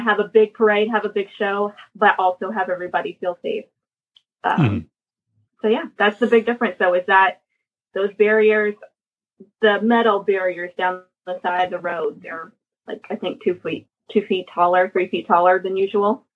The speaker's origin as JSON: {"language": "English", "town": "Atlanta", "region": "Georgia", "country": "United States", "tie": "born or raised there", "said": "I actually live born and raised in the Atlanta metro area"}